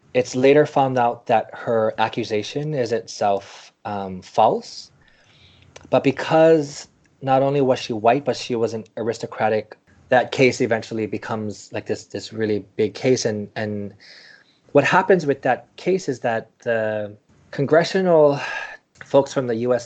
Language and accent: English; Maui, Hawaii, United States; also born or lived in Visayas; now in New York, United States; I grew up on Maui